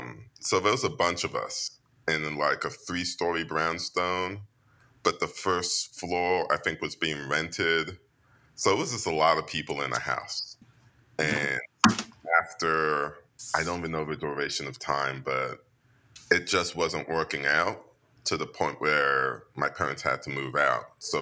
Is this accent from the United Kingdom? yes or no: yes; England, United Kingdom; Yeah, and it's always funny because when I say I come from England, no one actually hears you.